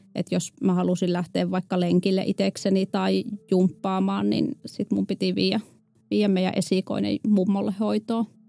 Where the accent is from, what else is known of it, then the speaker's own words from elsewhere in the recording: a small municipality in North Savo, Finland; mä oon kotoisin pohjoissavolaisesta pikkukunnasta ja mulla oli hyvin, hyvin tavallinen lapsuus ja nuoruus